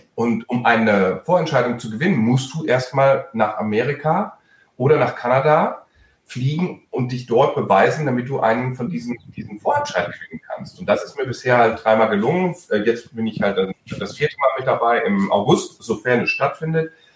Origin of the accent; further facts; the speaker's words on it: Germany; first language German; Meine Muttersprache ist Deutsch